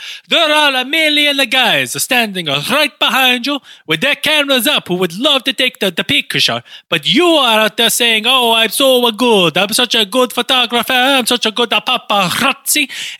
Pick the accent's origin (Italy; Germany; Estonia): Italy; I'm from Italy. What to make you think? What about me and my physical appearance makes you think I am not from Italy?